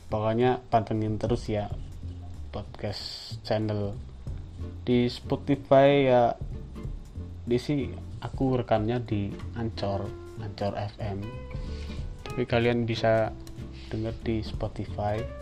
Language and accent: Indonesian; Wonosobo, Central Java, Indonesia; Yang paling terkenal itu Dieng bagian timur yang diterletak terletak di kota Wonosobo. Nah, disitulah kotaku. Kota yang sejuk, yang adem, yang dingin